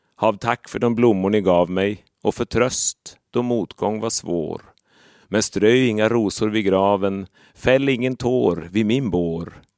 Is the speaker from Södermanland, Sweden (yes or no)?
no; Sollefteå, Västernorrland County, Sweden; accent: Norrland; moved away; i Sollefteå till exempel, där jag ju är mm. född och uppväxt